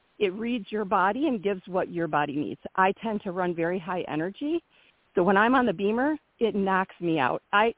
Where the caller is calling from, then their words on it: Michigan, United States; I'm from Michigan. I also spend time in Tennessee.